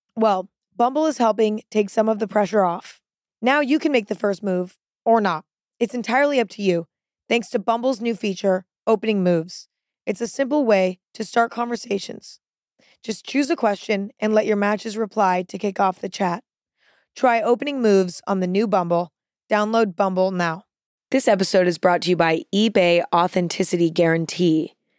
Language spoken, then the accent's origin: English; near San Francisco, California, United States; moved away; also born or lived in Los Angeles / New York City; I grew up near San Francisco.